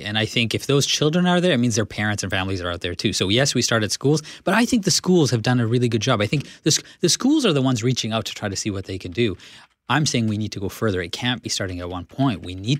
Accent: Canada; but as a Canadian, I need to feel proud of the fact that I come from a heritage that accepts all kinds of people.

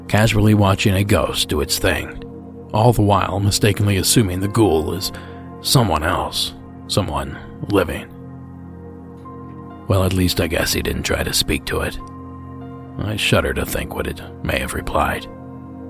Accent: Ohio, United States; my home state

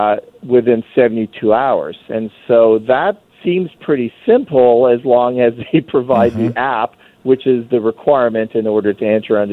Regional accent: Canada; but myself, who's dual, I can because I'm a Canadian.

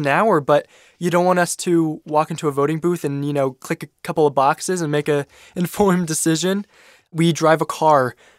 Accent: Washington, District of Columbia, United States; I'm from Washington, D.C. I'm 16 years old.

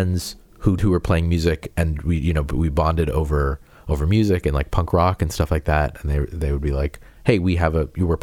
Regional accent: Peabody, Massachusetts, United States; moved away; I'm from Peabody. And which is north of Boston

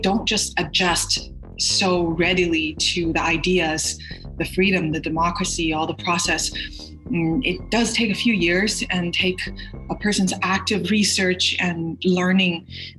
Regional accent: Canada; now in United States; I'm a Canadian actress. I live in the States right now.

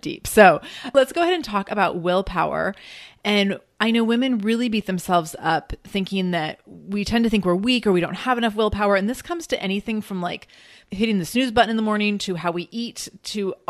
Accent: Seattle, Washington, United States; moved away as an adult; I'm from Seattle, and I've left Seattle for college

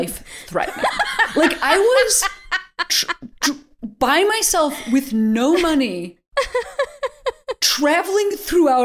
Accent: United States; I'm from America

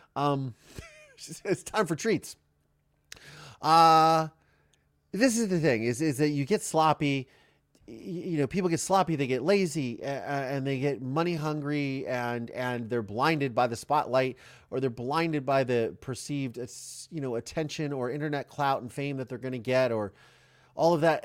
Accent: Ohio, United States; I am from Ohio, but, which is the Midwest

